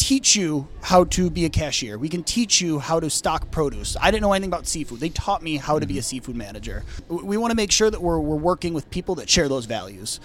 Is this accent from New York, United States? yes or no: yes; Rochester, New York, United States; moved away as an adult; now in Massachusetts, United States; I'm actually from Rochester, New York. Started as a cashier when I was 15